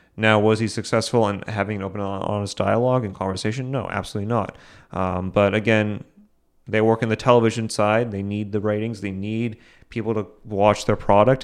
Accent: Boston, Massachusetts, United States; I'm from Boston

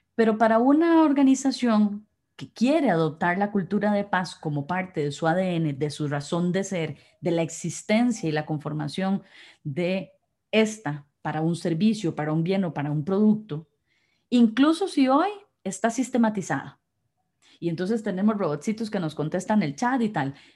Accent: Costa Rica; somos costarricenses

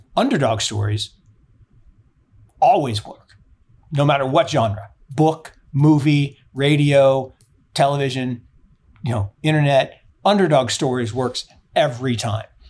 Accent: Seattle, Washington, United States; moved away; I grew up in Seattle

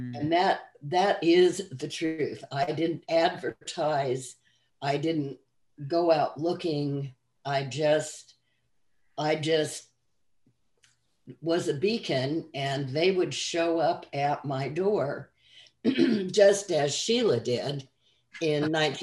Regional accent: Salt Lake City, Utah, United States; also born or lived in Arizona; now in Kentucky, United States; I was raised in Salt Lake City, Utah, and in Arizona on the mesas with the Hopi people

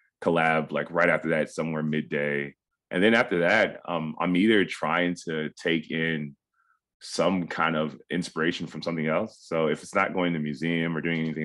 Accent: Cincinnati, Ohio, United States; we were raised in a pretty small kind of tightly knit Ghanaian community in Cincinnati, Ohio

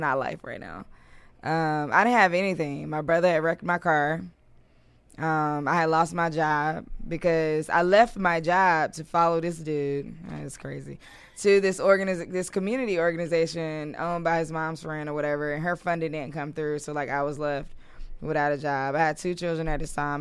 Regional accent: Durham, North Carolina, United States; moved away as an adult; now in Washington, D.C., United States; I'm from North Carolina originally

